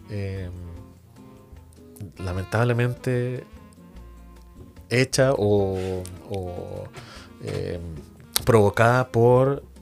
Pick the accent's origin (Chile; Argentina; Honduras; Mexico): Chile; como buen chileno se dice, no nos peguemos en el cachofazo